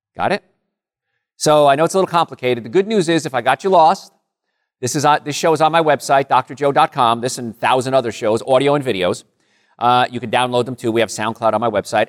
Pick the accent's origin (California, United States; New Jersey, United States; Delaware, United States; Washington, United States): New Jersey, United States; Rutherford; moved away; I grew up in a, a place called Call Studies, Rutherford area